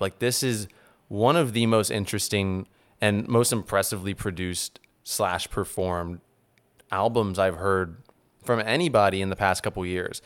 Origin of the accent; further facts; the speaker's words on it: New Orleans, Louisiana, United States; moved away; also born or lived in New Jersey; I grew up in New Orleans